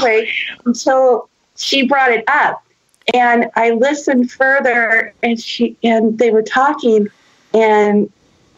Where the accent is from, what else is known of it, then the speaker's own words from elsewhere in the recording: San Jose, California, United States; I grew up in San Jose, which mm-hmm. is now Silicon Valley